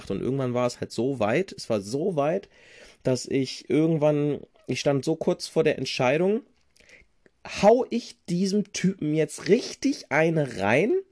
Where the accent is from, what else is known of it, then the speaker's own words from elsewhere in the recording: Rinteln, Lower Saxony, Germany; weil ich in einem scheiß Viertel groß geworden bin in Rinteln.